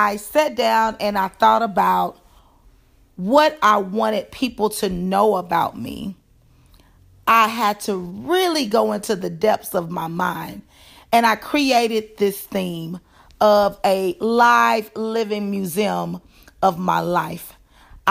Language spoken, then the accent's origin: English; Dallas, Texas, United States; moved away; I am originally from Dallas